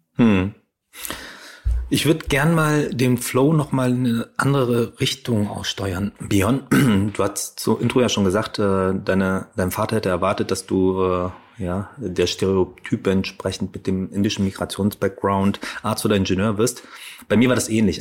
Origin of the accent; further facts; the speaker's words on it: Ruhr area, North Rhine-Westphalia, Germany; ich bin ja auch im Ruhrgebiet groß geworden